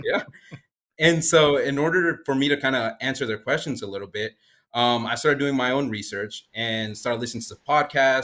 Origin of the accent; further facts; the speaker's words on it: Springdale, Arkansas, United States; I actually grew up down the road over in Springdale, Arkansas